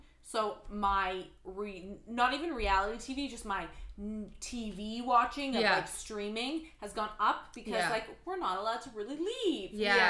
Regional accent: Toronto, Ontario, Canada; we are from Toronto. We obviously live in Toronto.

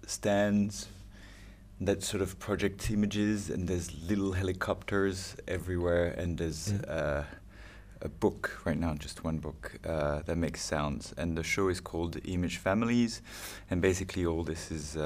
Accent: Toulouse, Occitania, France; English is a second language; moved away as an adult; also born or lived in United Kingdom; now in New York, United States; I'm from Toulouse. Toulouse, yeah. And yeah, I grew up there with actually Olivier, who made the sound again.

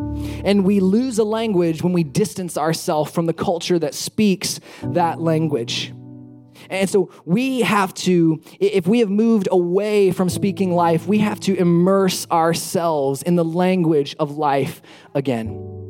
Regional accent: Alabama, United States; when people find out that I'm from Alabama, one of the things that they often say is, "Oh, you don't sound like you're from Alabama.

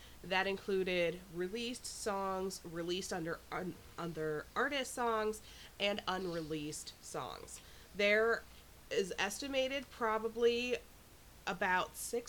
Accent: East Coast, United States; moved away as an adult; now in Iowa, United States; I am not from Iowa. I am a transplant here, or as some people like to say, I'm held captive. I can tell you that my first impression of Iowa, being from the East Coast

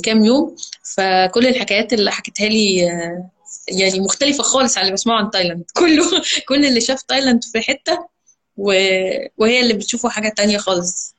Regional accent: Egypt; احنا عندنا في مصر هنا

